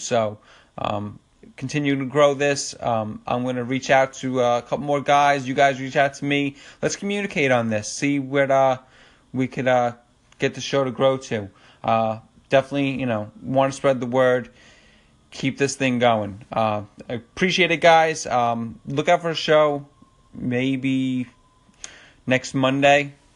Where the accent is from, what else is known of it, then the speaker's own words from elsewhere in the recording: Long Island, New York, United States; I'm from Long Island, New York.